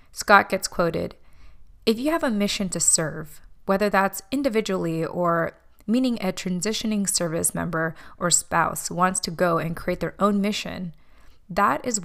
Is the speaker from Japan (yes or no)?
yes; Japan; born there; I was a military child with immigrant parents from the Philippines that was born in Japan.